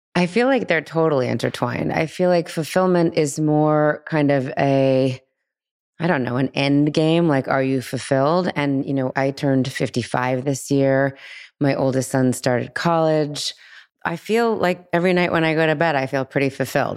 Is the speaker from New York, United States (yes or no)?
no; Los Angeles, California, United States; girl and guy friends that I grew up with here in Los Angeles